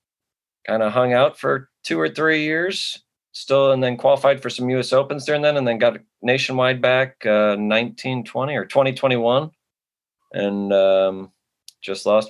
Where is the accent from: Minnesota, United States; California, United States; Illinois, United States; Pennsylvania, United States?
Illinois, United States; Chicago; I'm from Chicago area, born and raised